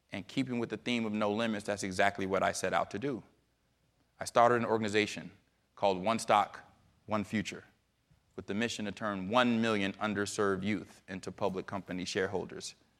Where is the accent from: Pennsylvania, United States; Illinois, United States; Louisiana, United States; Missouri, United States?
Illinois, United States; Chicago; I am in Chicago, Illinois, my lovely hometown